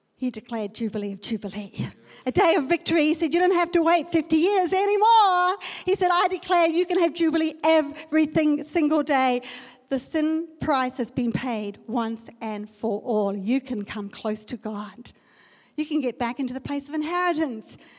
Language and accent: English; South Africa; I'm from South Africa.